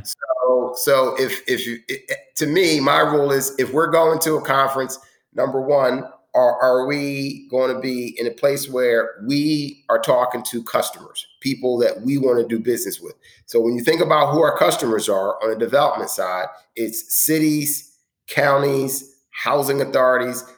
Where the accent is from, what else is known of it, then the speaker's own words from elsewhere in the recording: Philadelphia, Pennsylvania, United States; I grew up in the other end of town, but it's, it's my hometown